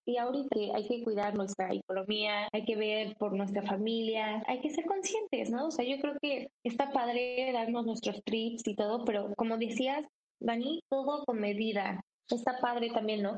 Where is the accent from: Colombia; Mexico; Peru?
Mexico; soy mexicana